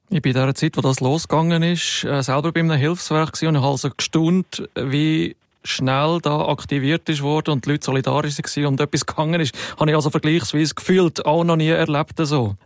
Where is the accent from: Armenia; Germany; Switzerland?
Switzerland; bei uns